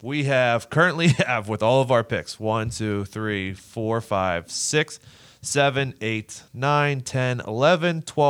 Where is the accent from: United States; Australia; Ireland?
United States; I mean, I'm American.